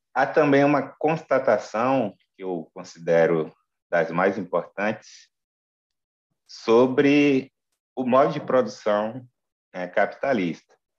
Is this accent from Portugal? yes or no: no; Rio Grande do Norte, Brazil; moved away as an adult; now in Brasília, Brazil; sou oriundo do Rio Grande do Norte, mas estou radicado em Brasília desde o golpe de 2016